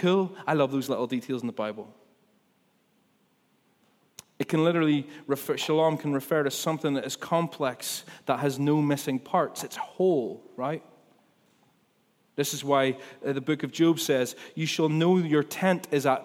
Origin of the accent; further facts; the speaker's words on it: Ballymena, Northern Ireland, United Kingdom; I'm from Ballymena. You can't maybe not tell from my accent, but I am.